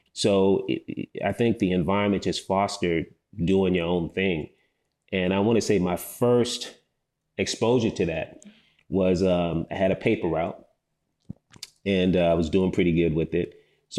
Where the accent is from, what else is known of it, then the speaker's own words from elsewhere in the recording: Chicago, Illinois, United States; now in Atlanta, United States; I'm a Nigerian, offsprings to Nigerian immigrants that came here to the States, grew up in the Midwest, Chicago, moved to Atlanta, went to Morehouse, and, never left the city, man.